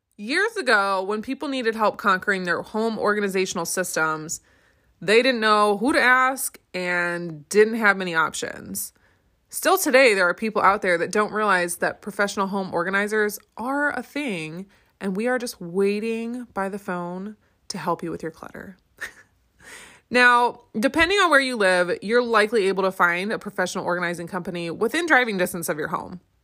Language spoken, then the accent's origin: English; Michigan, United States; I first started my small business in my home state of Michigan